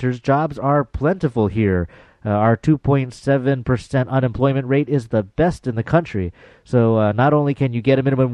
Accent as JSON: {"language": "English", "region": "Hawaii", "country": "United States", "said": "as a misguided Hawaiian, as one Hawaiian studies professor called me"}